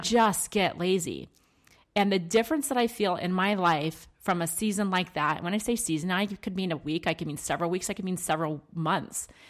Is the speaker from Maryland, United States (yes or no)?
yes; Maryland, United States; I grew up in Maryland